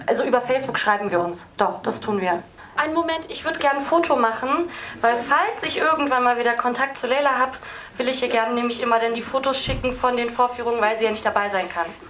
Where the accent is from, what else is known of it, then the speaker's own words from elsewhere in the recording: Berlin, Germany; Mein Vater ist Kurde und meine Mutter ist Türkin. Genau, und ich bin Berlinerin